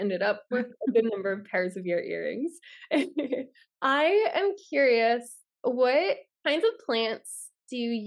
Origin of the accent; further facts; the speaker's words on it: Pennsylvania, United States; I'm from Pennsylvania